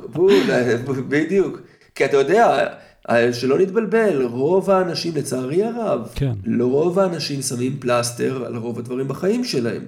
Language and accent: Hebrew; Israel; אנחנו כישראלים בעולם המערבי